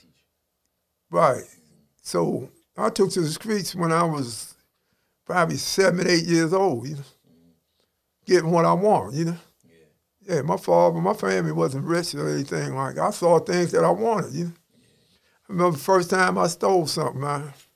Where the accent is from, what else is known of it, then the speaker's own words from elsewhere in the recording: Baltimore, Maryland, United States; I'm from East Baltimore as a kid, and uh, my people moved to West Baltimore, Park Heights, when I was a boys' village in 1968. But I live in Baltimore all my life.